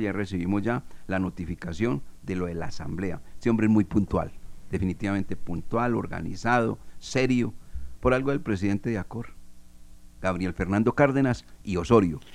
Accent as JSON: {"language": "Spanish", "country": "Colombia", "said": "soy muy colombiano"}